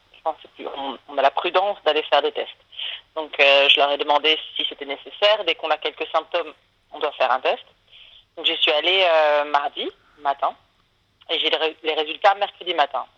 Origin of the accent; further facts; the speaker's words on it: France; now in Switzerland; je suis française